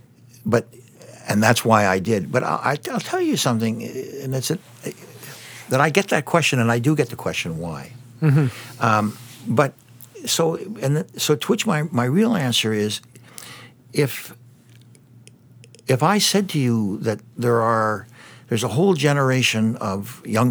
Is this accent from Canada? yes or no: yes; Windsor, Ontario, Canada; I was born in Windsor, Ontario